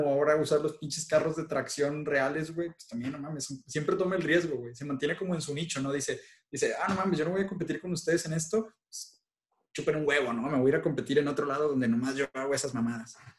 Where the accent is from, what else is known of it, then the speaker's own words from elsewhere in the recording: Mexico; nosotros somos mexicanos todos